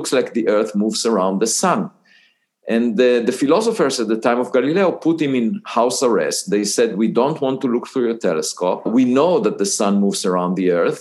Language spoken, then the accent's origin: English; Israel; moved away as an adult; I was born in Israel